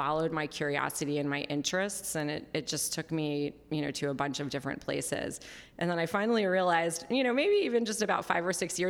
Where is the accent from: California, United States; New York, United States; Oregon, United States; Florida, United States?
New York, United States; New York City; moved away as an adult; now in Los Angeles, United States; I grew up in New York City, and my family was in publishing